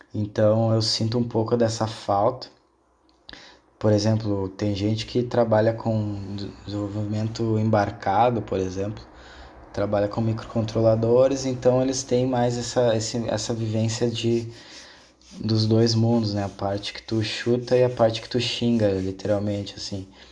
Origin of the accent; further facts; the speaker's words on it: Rio Grande do Sul, Brazil; also born or lived in South Korea; a minha cidade natal, onde eu nasci, aqui no Rio Grande do Sul, ela é uma cidade açoriana.